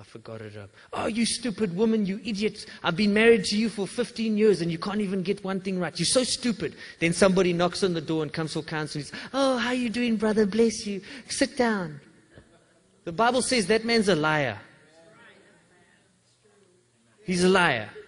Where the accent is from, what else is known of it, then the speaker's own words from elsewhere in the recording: England, United Kingdom; I'm English